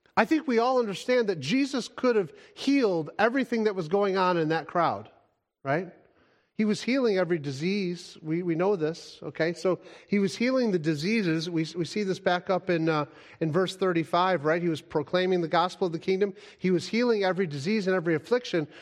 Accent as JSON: {"language": "English", "country": "United States", "said": "as an American"}